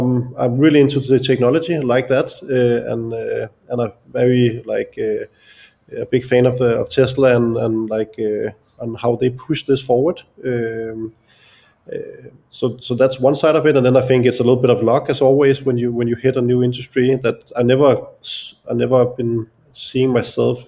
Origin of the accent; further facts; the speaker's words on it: Copenhagen area, Capital Region of Denmark, Denmark; also born or lived in London; I'm born and raised in the Copenhagen area